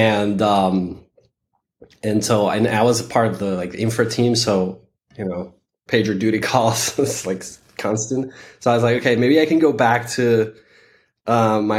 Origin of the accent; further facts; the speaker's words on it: Venezuela; moved away; also born or lived in San Francisco; I am originally from Venezuela